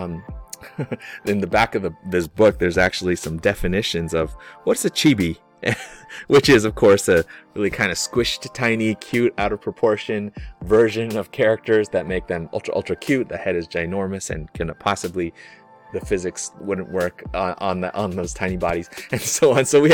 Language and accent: English; United States; I'm Chinese American